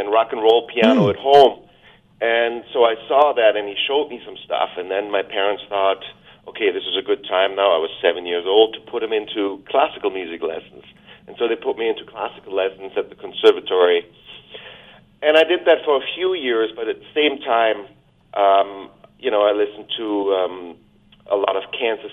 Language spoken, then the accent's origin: English; Germany; also born or lived in Vancouver Island, Canada; now in Canada; where I grew up in Germany